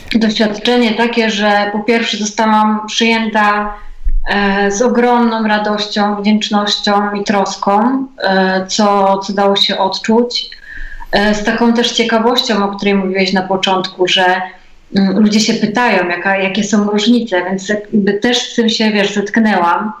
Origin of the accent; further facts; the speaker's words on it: Biały Bór, West Pomeranian Voivodeship, Poland; ja pochodzę z Białego Boru